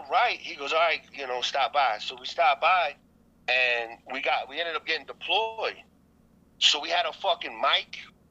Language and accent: English; New York City, New York, United States; moved away; also born or lived in Korea; I'm from originally from Staten Island, New York.